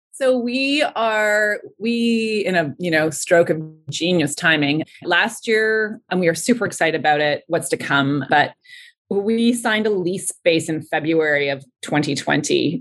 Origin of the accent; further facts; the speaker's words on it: Ontario, Canada; moved away; I'm from Ontario